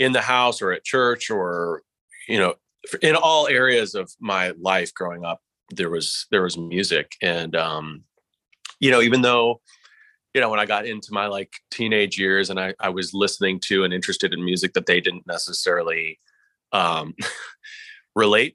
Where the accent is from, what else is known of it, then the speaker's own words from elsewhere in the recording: Chicago, Illinois, United States; moved away as an adult; also born or lived in Nashville; I grew up in Chicago